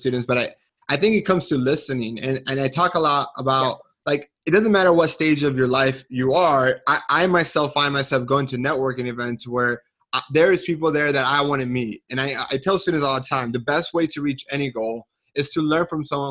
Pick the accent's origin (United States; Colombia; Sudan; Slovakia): Colombia; moved away; Colombia, which is the country that I'm from